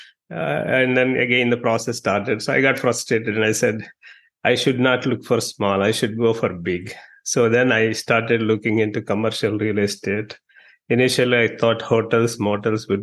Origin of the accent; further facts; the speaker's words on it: India; moved away as an adult; also born or lived in New York, United States; now in Dallas, United States; I'm from India